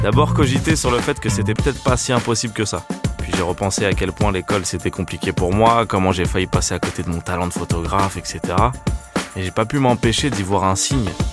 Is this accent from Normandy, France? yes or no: no; Paris, Île-de-France, France; En tant que parisien